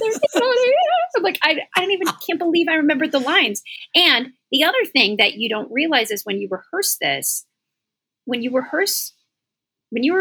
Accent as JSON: {"language": "English", "region": "the South", "country": "United States", "tie": "born or raised there", "said": "I was raised in the South where you're friendly and you're kind to people"}